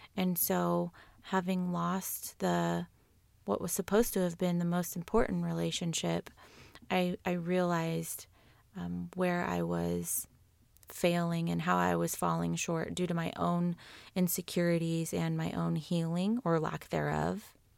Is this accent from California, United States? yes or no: yes; California, United States; I was born and raised in California